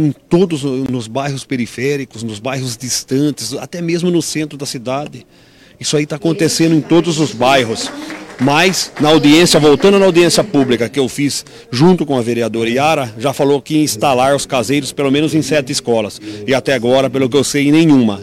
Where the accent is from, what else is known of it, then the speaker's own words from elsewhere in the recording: Brazil; eu fui criado ali ao lado do Humberto de Campos e nunca furtaram Humberto de Campos, que é ao lado do Nova Esperança, que é considerado um bairro de alta perigosidade, onde eu nasci com muito orgulho